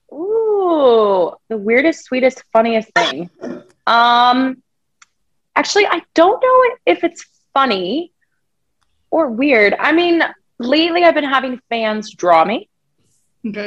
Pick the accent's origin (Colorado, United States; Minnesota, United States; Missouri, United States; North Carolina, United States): Colorado, United States; Thornton; I grew up in Thornton, Colorado, which is a predominantly white state